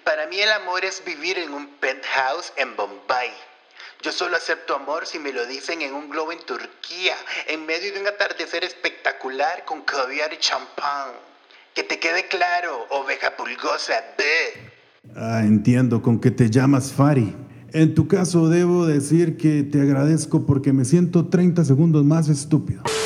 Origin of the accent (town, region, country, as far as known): Colombia